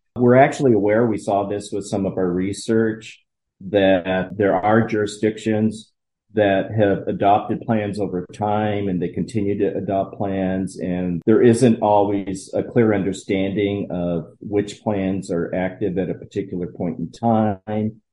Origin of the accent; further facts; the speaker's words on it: Colorado, United States; my home state of Colorado